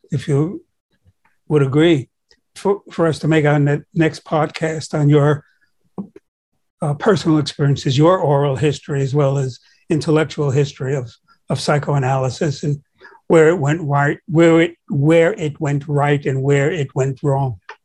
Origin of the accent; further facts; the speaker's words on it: New York City, New York, United States; I grew up in Brooklyn